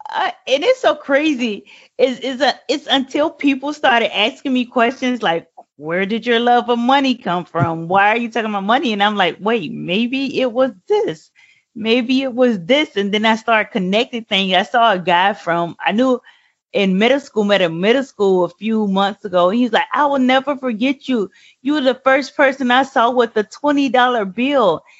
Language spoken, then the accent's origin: English; Savannah, Georgia, United States; I live and born and raised in Savannah, Georgia